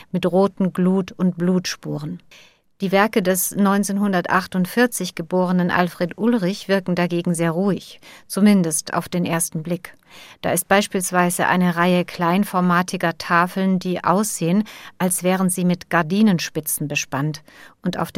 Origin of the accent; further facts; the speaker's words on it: Ukraine; Als eine Ukrainerin, die den Krieg erlebt, als eine Romni, die immer wieder diskriminiert wird und an bestimmte Grenzen stößt.